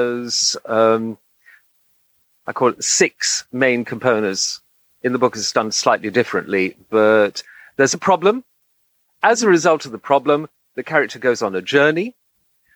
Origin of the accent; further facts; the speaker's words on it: Egypt; moved away as an adult; I grew up in Egypt. I spent my formative years there between 6 and 18.